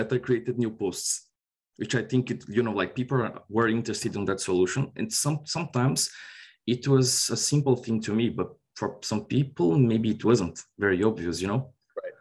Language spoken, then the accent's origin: English; Brazil; moved away as an adult; also born or lived in Ireland; now in Dublin, Ireland; I'm originally from Brazil. I worked in Brazil like for nine years and I moved to Ireland in 2018.